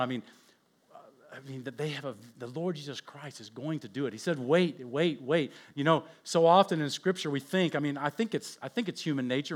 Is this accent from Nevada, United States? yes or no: no; Oakland, California, United States; I was born in Oakland